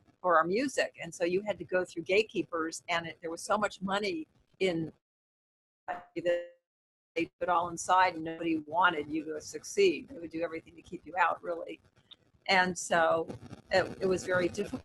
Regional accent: Los Angeles, California, United States; also born or lived in San Diego; I'm from Los Angeles

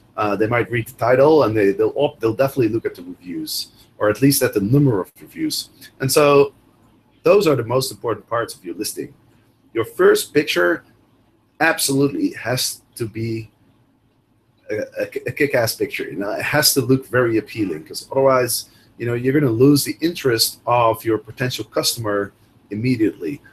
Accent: Netherlands; moved away as an adult; also born or lived in Amsterdam / Chicago; I'm originally from Holland

